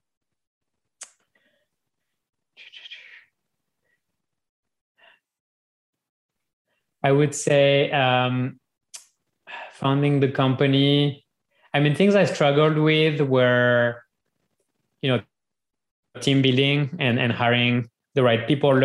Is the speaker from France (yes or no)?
yes; France; moved away as an adult; now in United States; growing up in France